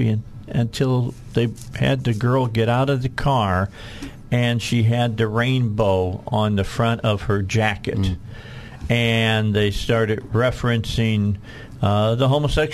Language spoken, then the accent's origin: English; Hammond, Indiana, United States; now in Arkansas, United States; one of our best friends from across the street where I grew up in Hessville